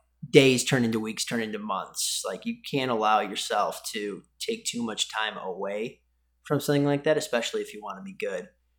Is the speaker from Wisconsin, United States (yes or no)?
no; Irondequoit, New York, United States; So right on Lake Ontario in a small town called Irondequoit, about an hour east of Buffalo